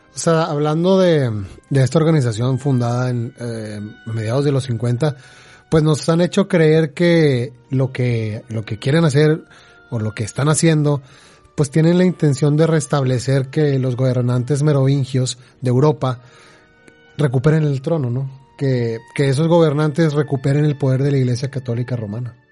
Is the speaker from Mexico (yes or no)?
yes; Mexico; acá en México